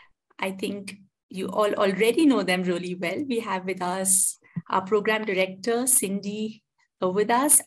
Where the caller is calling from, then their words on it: India; I'm joining in from India.